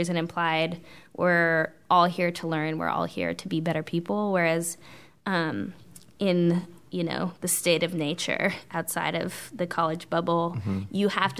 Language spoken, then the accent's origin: English; West Coast, United States; I'm from the West Coast, so it's kind of... I'm laissez-faire.